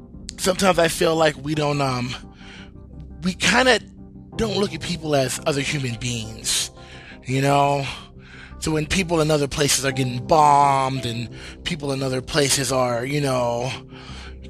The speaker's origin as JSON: {"language": "English", "country": "United States", "tie": "born or raised there", "said": "I am an American and I love America and this is my home and this is where I was born and raised"}